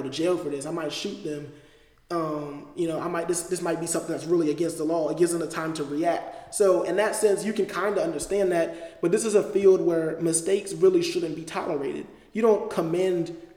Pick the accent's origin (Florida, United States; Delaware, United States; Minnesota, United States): Delaware, United States; moved away; I'm from Delaware